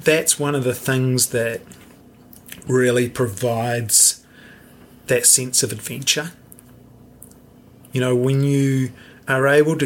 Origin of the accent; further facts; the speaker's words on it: New Zealand; we are so spoiled, you know, to have this amazing country